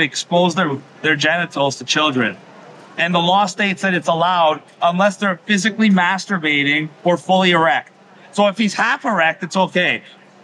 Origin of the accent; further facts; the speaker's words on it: Canada; I come from Canada